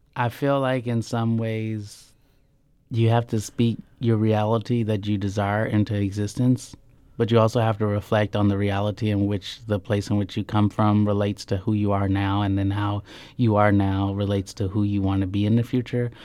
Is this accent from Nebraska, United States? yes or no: yes; Norfolk, Nebraska, United States; moved away; I grew up in Norfolk, Nebraska with my all-white family